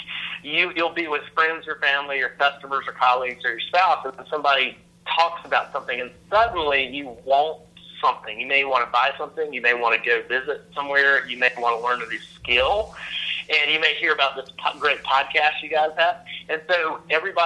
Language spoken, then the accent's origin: English; North Carolina, United States; moved away as an adult; also born or lived in Raleigh, North Carolina / Cary, North Carolina; now in Atlanta, United States; I'm from North Carolina